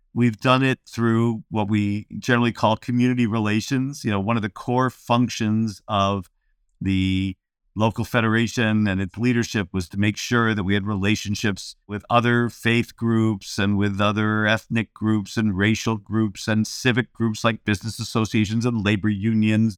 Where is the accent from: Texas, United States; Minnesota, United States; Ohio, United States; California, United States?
Ohio, United States; Cleveland; I grew up in Cleveland